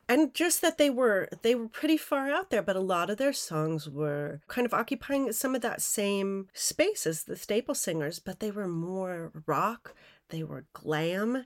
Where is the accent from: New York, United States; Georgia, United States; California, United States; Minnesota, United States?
Minnesota, United States; Minneapolis; I grew up in Minneapolis